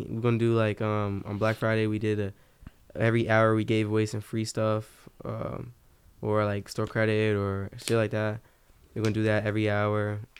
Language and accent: English; Germany; born there; Like, I was born in Germany and shit, so we went to, like, a couple European.